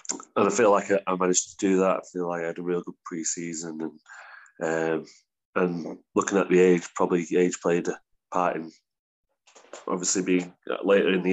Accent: Warrington, North West England, United Kingdom; moved away as an adult; also born or lived in Queensland; Warrington's my hometown club

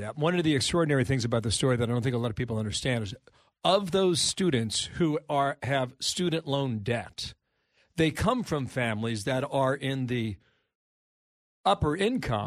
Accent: Cincinnati, Ohio, United States; moved away; in my hometown of Cincinnati, Ohio

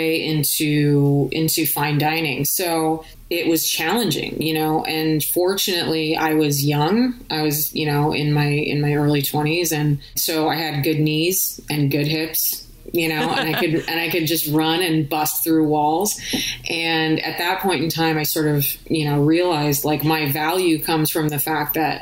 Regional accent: California, United States; moved away; also born or lived in Chicago; growing up in California

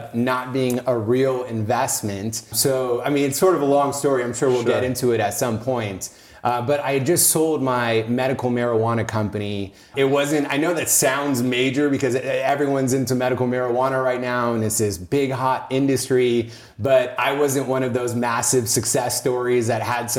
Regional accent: Oakland, California, United States; moved away as an adult; now in Los Angeles, United States; I grew up in Northern California. I grew up in like this conservative Indian household. So Oakland, Oakland area.

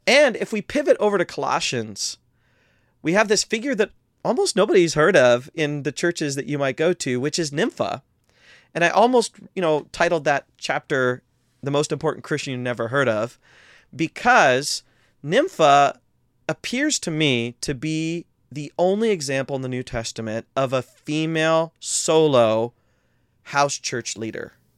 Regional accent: Midwest, United States; we're both from the Midwest

